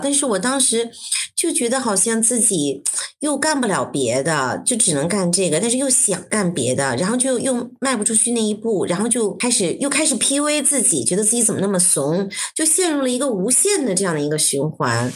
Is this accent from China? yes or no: yes; Beijing, China; 就是北京人，然后我在北京出生长大，我上了全中国最好的高中，人大附中，然后考了一个那个全北京最烂的大学